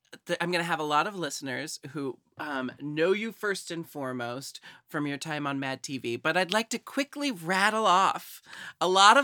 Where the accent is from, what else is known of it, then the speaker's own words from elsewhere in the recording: Portland, Oregon, United States; also born or lived in Seattle; I live in Portland. I was born and raised in Portland. Recently moved back. And then I also studied and lived in Seattle for a long time.